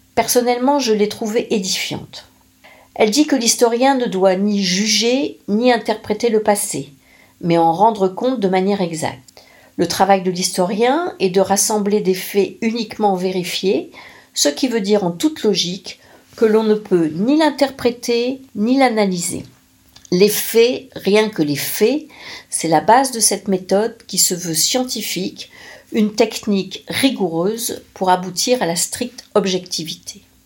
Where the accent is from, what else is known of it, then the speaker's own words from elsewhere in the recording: the Nord, Hauts-de-France, France; chez moi dans le Nord